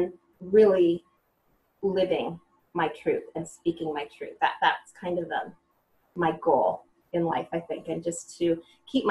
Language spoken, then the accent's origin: English; Cupertino, California, United States; I grew up in Cupertino, California. I was born at El Camino Hospital, so I'm a true Bay Area, California native